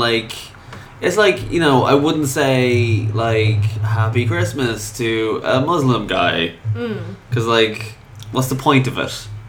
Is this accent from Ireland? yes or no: yes; Ireland; And how we're Irish and we shouldn't give two fucks.